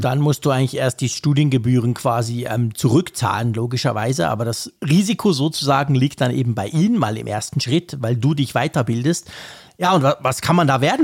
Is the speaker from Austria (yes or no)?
no; Switzerland; bei uns in der Schweiz